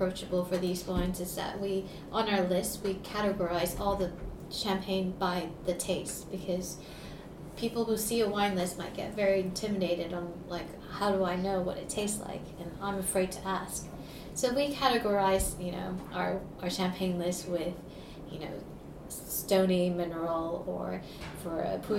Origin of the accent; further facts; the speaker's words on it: Saudi Arabia; I grew up in Saudi Arabia where alcohol is illegal, and my father used to make wine in our bathroom.